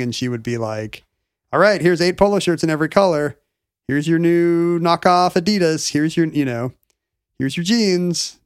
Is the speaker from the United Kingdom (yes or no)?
no; South Korea; moved away; growing up in South Korea in the early to mid-eighties